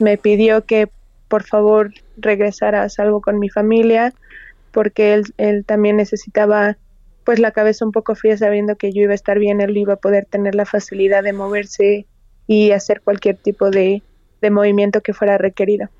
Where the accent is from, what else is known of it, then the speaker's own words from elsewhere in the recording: Toluca, State of Mexico, Mexico; Soy de Toluca